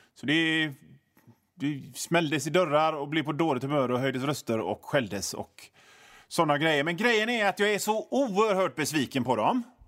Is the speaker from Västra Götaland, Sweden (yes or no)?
yes; Hönö, Västra Götaland, Sweden; Jag kommer ifrån Hönö eh, i Öckerö kommun.